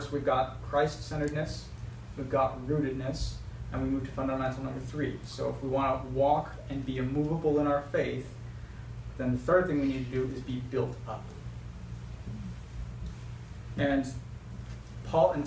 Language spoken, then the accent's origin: English; United States; we're American